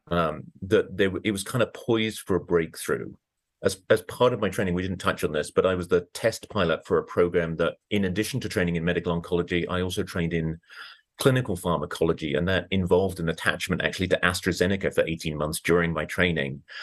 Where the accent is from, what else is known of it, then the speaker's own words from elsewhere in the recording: United Kingdom; moved away as an adult; now in Colorado, United States; I grew up in Britain